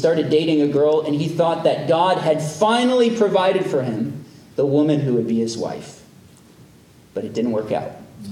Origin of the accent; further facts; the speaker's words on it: United States; as American Christians